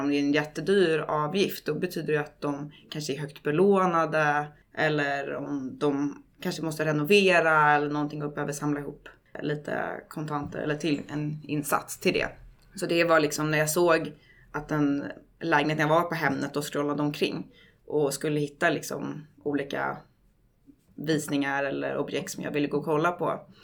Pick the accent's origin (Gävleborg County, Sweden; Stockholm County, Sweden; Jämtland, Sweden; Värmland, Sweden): Stockholm County, Sweden; Stockholm; moved away as an adult; also born or lived in New York; flyttade jag tillbaka till Stockholm där jag är född och uppväxt.